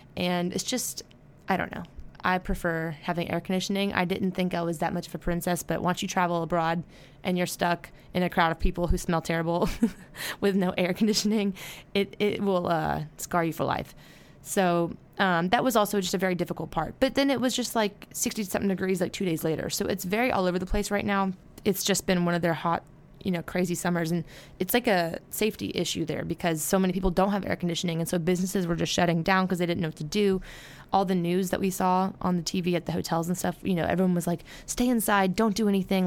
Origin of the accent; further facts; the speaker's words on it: United States; now in Baton Rouge, United States; I'm just, like, an ignorant American